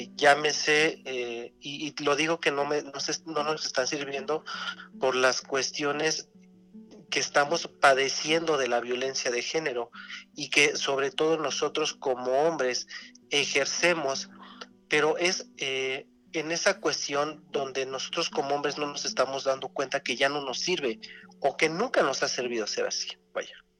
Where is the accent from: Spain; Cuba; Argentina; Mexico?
Mexico; nosotros como mexicanos